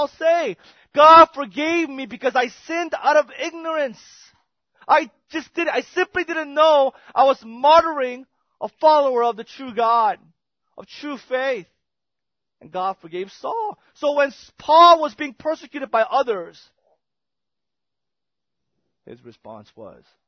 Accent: South Korea; moved away; I remember growing up in Korea

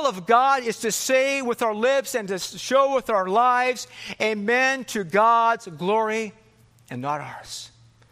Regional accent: California, United States; moved away; also born or lived in Philippines / Michigan; I grew up in California here.

